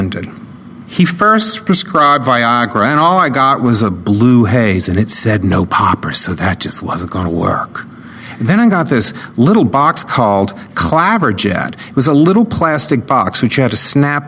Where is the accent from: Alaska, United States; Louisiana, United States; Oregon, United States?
Louisiana, United States; New Orleans; I grew up in New Orleans, Louisiana